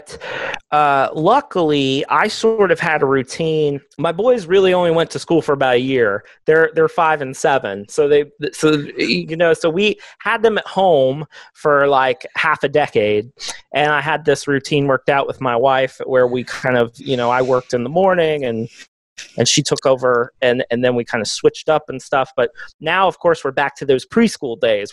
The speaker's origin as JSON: {"language": "English", "region": "Texas", "country": "United States", "said": "I'm a Texan"}